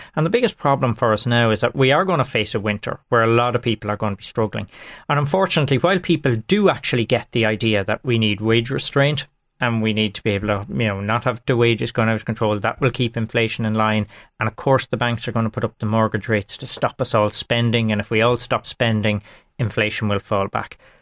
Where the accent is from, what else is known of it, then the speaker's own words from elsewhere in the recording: Longford, Leinster, Ireland; I'm from Langford, and Langford is everything to me